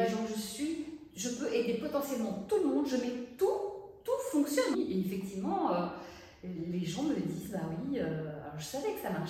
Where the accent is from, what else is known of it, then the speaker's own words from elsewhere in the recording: Brussels, Brussels-Capital Region, Belgium; moved away as an adult; also born or lived in Paris; moi je vivais à Bruxelles, j'ai grandi à Bruxelles